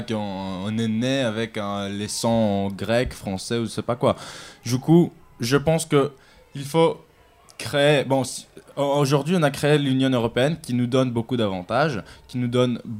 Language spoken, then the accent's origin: French; Athens, Attica, Greece; now in Paris, France; j'ai grandi à Athènes